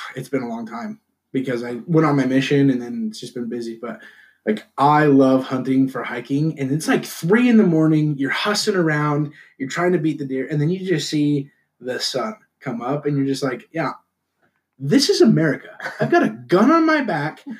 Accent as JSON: {"language": "English", "region": "Utah", "country": "United States", "said": "I'm from Utah"}